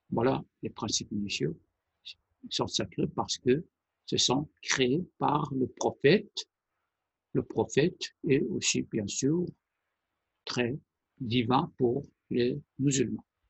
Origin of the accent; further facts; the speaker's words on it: Iran; first language Persian; French is a second language; moved away; la langue iranienne qui est ma langue maternelle